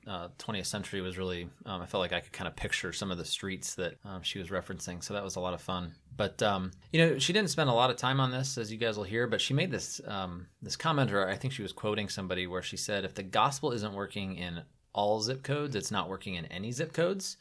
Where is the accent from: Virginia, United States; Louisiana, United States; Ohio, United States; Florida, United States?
Ohio, United States; outside of Cleveland; I grew up outside of Cleveland